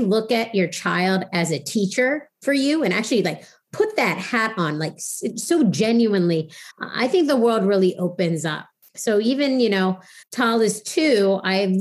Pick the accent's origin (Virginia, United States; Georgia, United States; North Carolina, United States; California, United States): Virginia, United States; now in New York City, United States; I grew up in Virginia